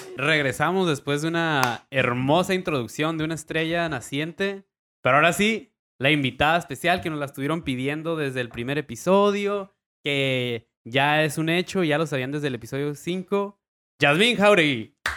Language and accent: Spanish; Tijuana, Baja California, Mexico; also born or lived in Rosarito, Baja California; tijuanense, half rosaritense.